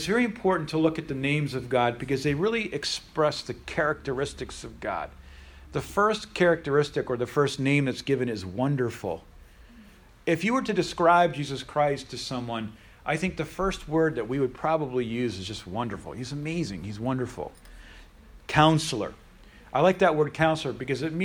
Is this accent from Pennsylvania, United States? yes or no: yes; Pennsylvania, United States; I'm from Pennsylvania.